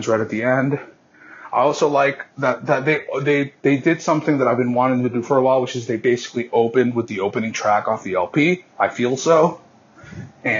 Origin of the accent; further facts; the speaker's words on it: Massachusetts, United States; my hometown boys